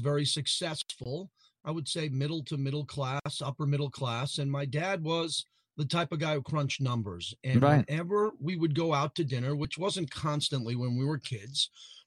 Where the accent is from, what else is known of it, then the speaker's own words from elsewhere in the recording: Massapequa, New York, United States; One of my boyhood friends that I grew up with in Massapequa